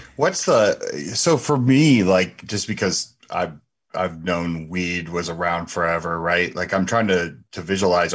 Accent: New Jersey, United States; moved away as an adult; also born or lived in Ohio; we were from back east, right? We're from Jersey.

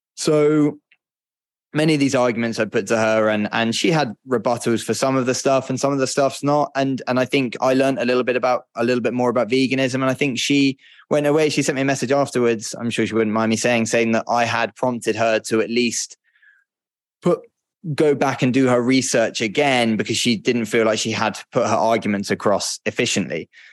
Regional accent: United Kingdom; moved away; I'm a British guy

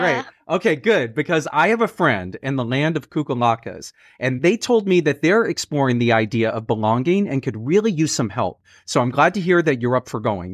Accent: Fort Worth, Texas, United States; now in New York City, United States; I'm from Fort Worth. I'm from Texas

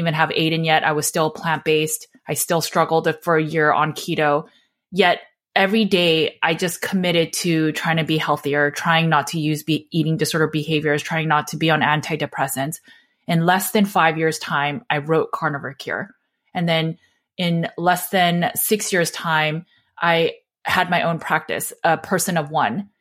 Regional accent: Los Angeles, California, United States; I grew up in Los Angeles, so we were so close to lots of celebrities. Joseph Gordon-Levitt went to my high school

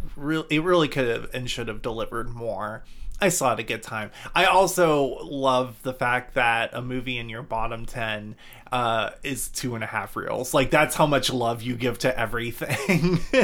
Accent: Georgia, United States; I'm from Georgia

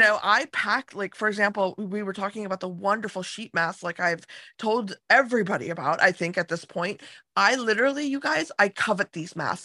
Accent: United States; I, I grew up in America

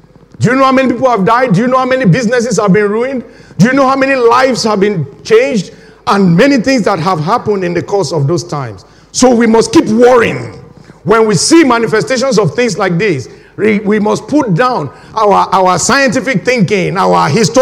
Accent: Nigeria; moved away as an adult; now in United Kingdom; I was born when my home country, Nigeria, was right in the middle of a civil war

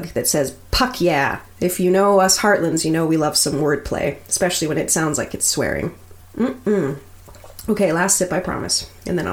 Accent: Nova Scotia, Canada; moved away as an adult; also born or lived in Fort Frances, Ontario; I'm from Nova Scotia, where nothing you want to see is more than 2 hours away.

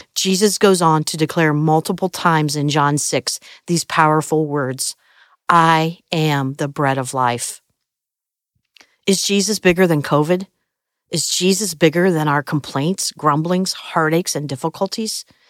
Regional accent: Midwest, United States; I grew up in the Midwest

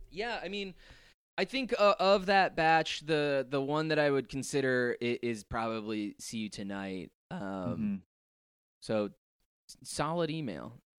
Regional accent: New Jersey, United States; it gets me thinking about and missing a kid again, being a kid again, and growing up in Jersey.

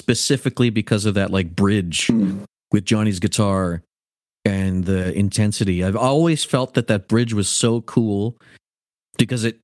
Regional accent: Canada; As a Canadian

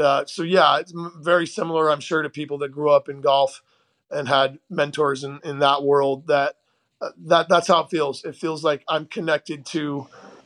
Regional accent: St. Louis, Missouri, United States; also born or lived in Portland, Oregon; We moved from Oregon and when I was 10 to St. Louis, Missouri area

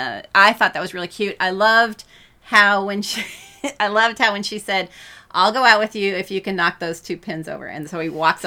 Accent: California, United States; moved away; I was raised in California and I've shoveled a lot of snow

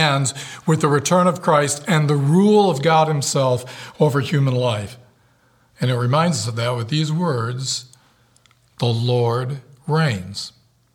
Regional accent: United States; I am an American in the core of my being

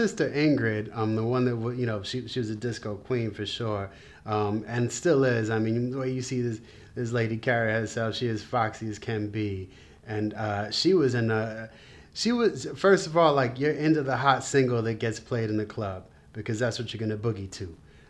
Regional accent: New York City, New York, United States; I grew up on the Upper West Side of Manhattan, in New York City, money-making Manhattan.

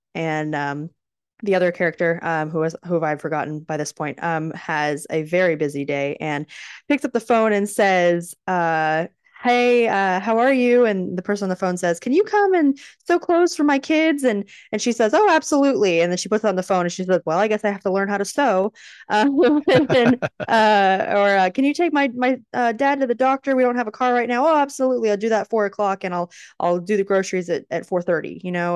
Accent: Texas, United States; As a Texan

